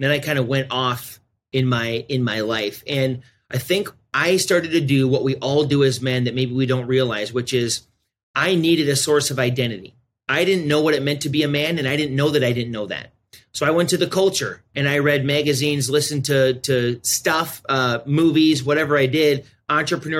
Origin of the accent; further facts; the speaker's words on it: South Dakota, United States; I'm born and raised in South Dakota. I'm a South Dakota boy, probably always will be.